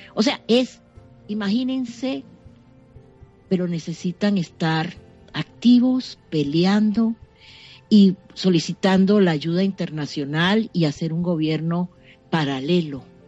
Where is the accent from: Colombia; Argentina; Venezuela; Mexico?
Venezuela